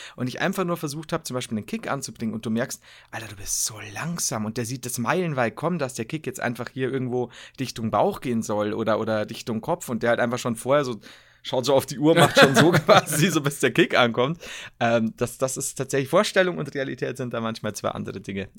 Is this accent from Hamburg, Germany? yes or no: no; Cologne, North Rhine-Westphalia, Germany; … nennt man mich in meiner Heimat. Köln